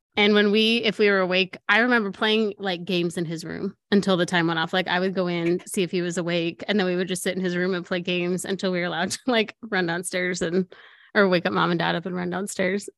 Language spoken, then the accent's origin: English; Colorado, United States; moved away; I'm from Colorado, we go home for Christmas